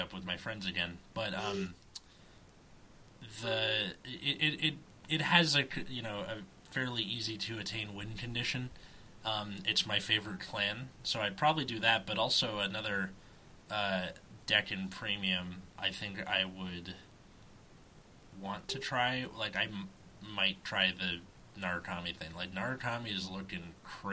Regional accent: California, United States; as a Californian

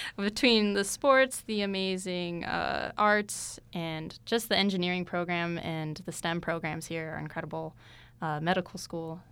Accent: Tucson, Arizona, United States; I'm from Tucson

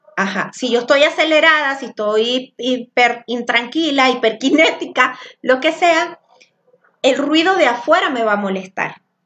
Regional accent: Venezuela; now in Zapopan, Mexico; soy venezolana. El venezolano normalmente habla muy alto. Y cuando yo llegué aquí a Zapopan, este, en Jalisco

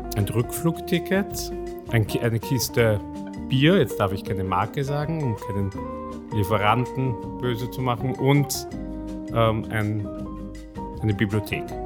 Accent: Vienna, Austria; moved away as an adult; also born or lived in Hungary; ich bin in Wien aufgewachsen, war in, in Wien in der französischen Schule, im Lycée

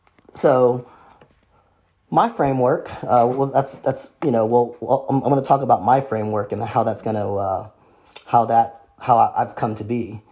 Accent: Vietnam; born there; moved away; So anyways, I was born in Vietnam. Vietnam is a communist country.

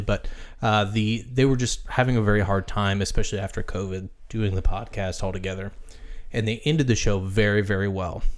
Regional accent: Midwest, United States; I grew up in the Midwest

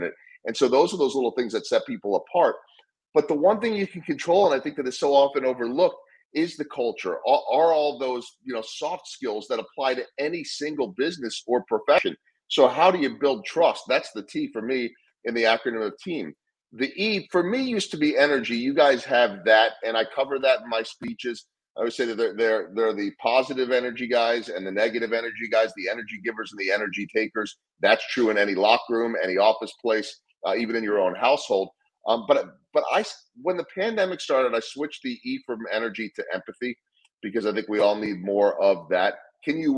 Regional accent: Chicago, Illinois, United States; moved away as an adult; now in Kansas City, United States; back home where I grew up in Chicago.

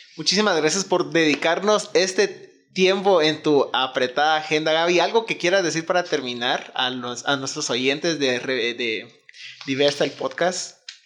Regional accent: Guatemala; siendo todos guatemaltecos

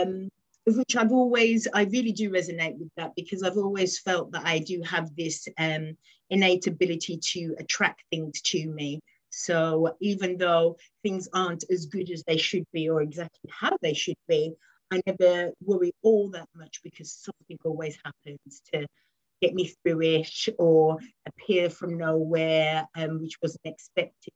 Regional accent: West Midlands, United Kingdom; now in London, United Kingdom; I currently live in London, but I'm from originally from the West Midlands

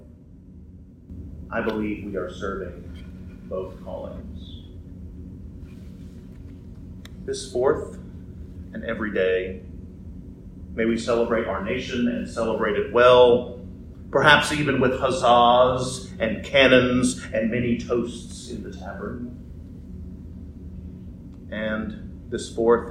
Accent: United States; as Christians living in this great nation

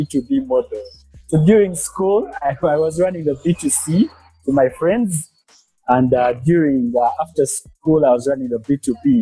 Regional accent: Kampala, Central Region, Uganda; also born or lived in Western Uganda; I am based in Kampala, born and raised in Kampala, but I'm from the western part of Uganda

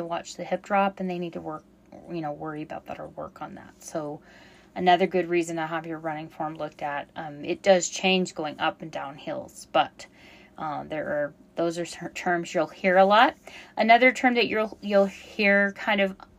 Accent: Colorado, United States; I grew up in Colorado

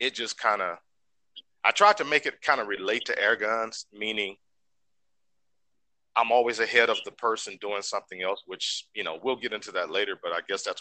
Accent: Houston, Texas, United States; Growing up in Texas, I'm originally from Houston, Texas.

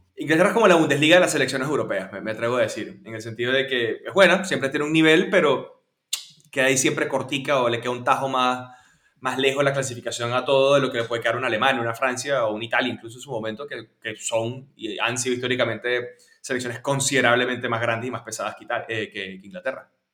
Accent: Venezuela; como venezolano

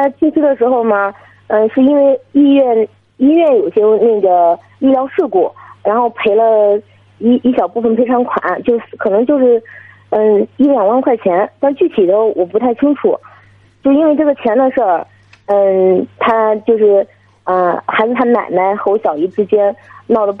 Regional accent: Liaocheng, Shandong, China; 我是山东聊城的。

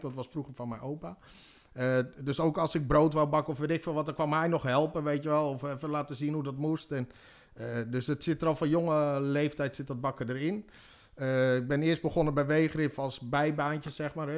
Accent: Harderwijk, Gelderland, Netherlands; geboren in Harderwijk, 29 juni 1976

